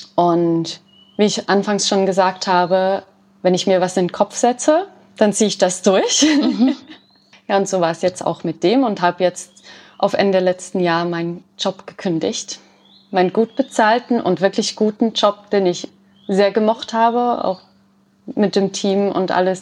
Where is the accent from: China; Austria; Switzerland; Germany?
Switzerland; bei uns in der Schweiz